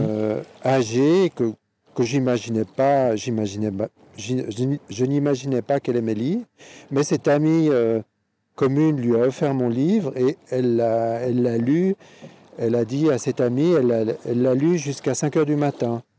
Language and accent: French; Geneva, Switzerland; j'aime beaucoup Genève, bon, c'est ma ville natale, euh, j'ai grandi